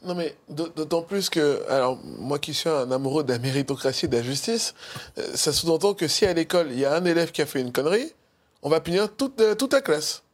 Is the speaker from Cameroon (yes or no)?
yes; Cameroon; now in France; je suis un du Cameroun.